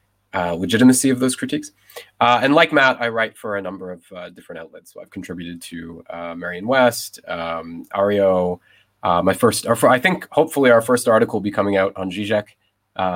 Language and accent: English; Canada; now in Paris, France; I'm Canadian, but I live in Paris now